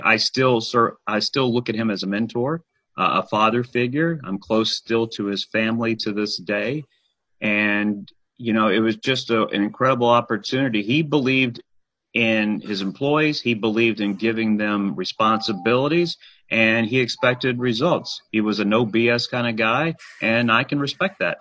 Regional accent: Huntsville, Alabama, United States; moved away as an adult; also born or lived in Birmingham, Alabama / Decatur, Alabama / Nashville, Tennessee; there was a high school game going on in Huntsville. That's where I, I grew up

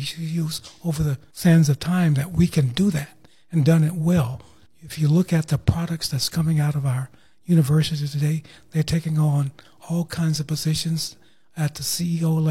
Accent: Tallahassee, Florida, United States; I grew up here in Tallahassee on the south side in the Bond community

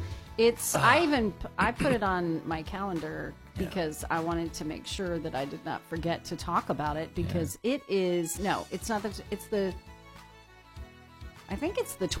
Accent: Austin, Texas, United States; moved away; I'm from Texas.

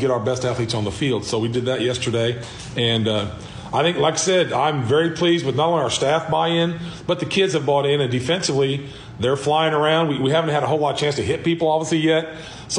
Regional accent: Cape Girardeau, Missouri, United States; moved away as an adult; also born or lived in Middle Tennessee; now in Fredericktown, United States; graduated from Cape. I was from Cape.

